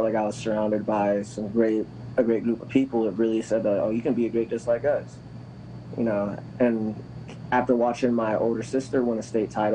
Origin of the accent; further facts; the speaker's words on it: Massillon, Ohio, United States; also born or lived in Canton, Ohio; now in San Diego, United States; I grew up in Massillon and Canton